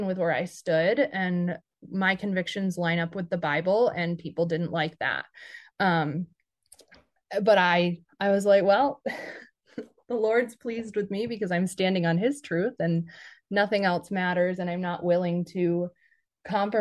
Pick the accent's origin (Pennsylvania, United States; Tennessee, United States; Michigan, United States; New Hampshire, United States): Michigan, United States; Grand Rapids; moved away as an adult; also born or lived in Arizona; my hometown in Grand Rapids